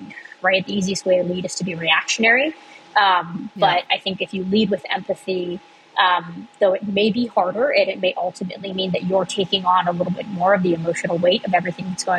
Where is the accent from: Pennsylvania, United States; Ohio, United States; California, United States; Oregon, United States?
Ohio, United States; Cincinnati; moved away as an adult; also born or lived in Boston; I grew up in Cincinnati, but went to college in Boston